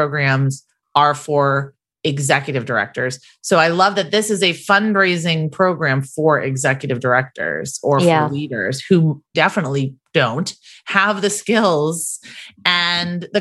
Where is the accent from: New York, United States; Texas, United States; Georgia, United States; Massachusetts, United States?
Massachusetts, United States; moved away as an adult; also born or lived in Virginia; When we moved to Virginia, we're from Massachusetts right after we got married